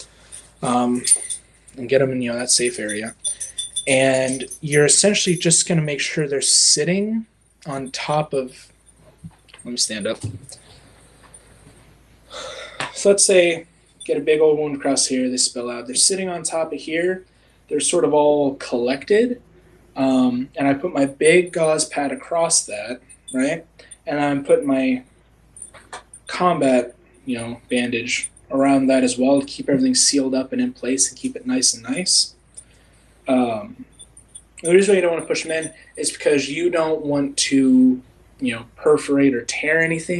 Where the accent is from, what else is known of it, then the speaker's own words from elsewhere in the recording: Ohio, United States; I'm from Ohio, and I've been in EMS for a couple years now